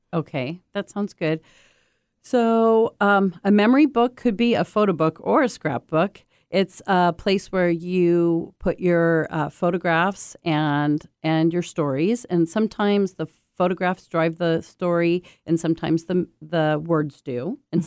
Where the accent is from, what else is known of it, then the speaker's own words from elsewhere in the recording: United States; also born or lived in Japan; I'm an American exchange student